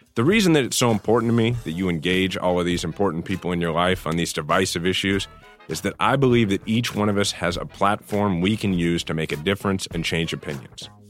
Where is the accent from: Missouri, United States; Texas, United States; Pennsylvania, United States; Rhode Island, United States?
Missouri, United States; Kansas City; I live in my hometown, Kansas City, with my wife, Diana, and my son, True